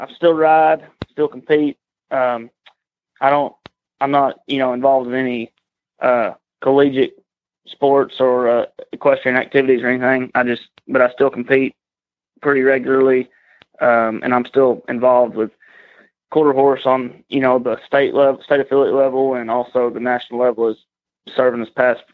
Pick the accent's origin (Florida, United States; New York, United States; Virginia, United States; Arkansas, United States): Arkansas, United States; Mount Pleasant; I'm from Mount Pleasant, Arkansas